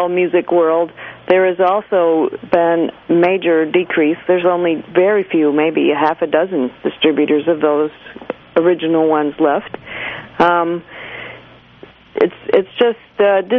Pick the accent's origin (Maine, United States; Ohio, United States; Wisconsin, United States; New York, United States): Maine, United States; I was a kid growing up in Maine